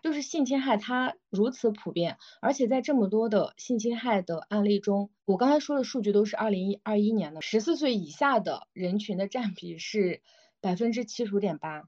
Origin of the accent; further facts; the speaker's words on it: Xinjiang, China; moved away; 我来自新疆嘛，我也是一个比较偏远的